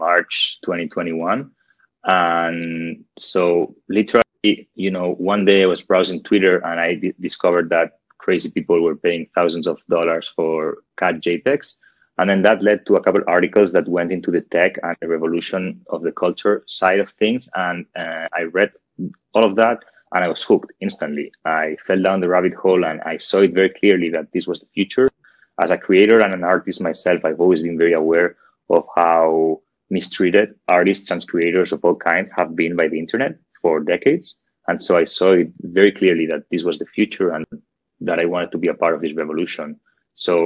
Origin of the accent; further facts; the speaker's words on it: Barcelona, Catalonia, Spain; moved away as an adult; also born or lived in London; I'm from Barcelona, Spain